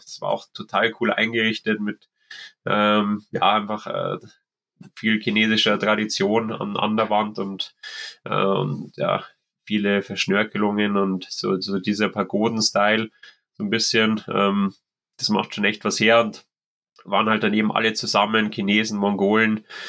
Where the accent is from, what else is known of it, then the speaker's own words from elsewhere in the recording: Germany; bei uns in Deutschland